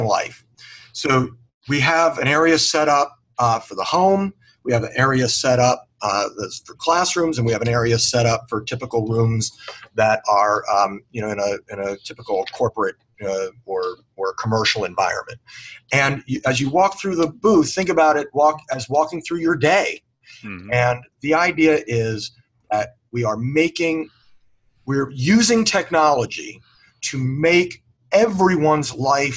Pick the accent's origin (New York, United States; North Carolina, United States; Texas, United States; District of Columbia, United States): District of Columbia, United States; Washington; I was raised in the Washington D.C. area.